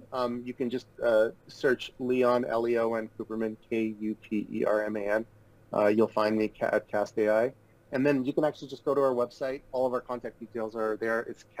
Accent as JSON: {"language": "English", "town": "Odesa", "region": "Odesa Oblast", "country": "Ukraine", "tie": "born there", "said": "So I was born in Odessa, as I told you, which is in the Ukraine."}